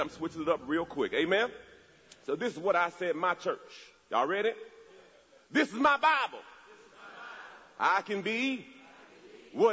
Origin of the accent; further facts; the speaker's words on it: Jamaica; I'm from Jamaica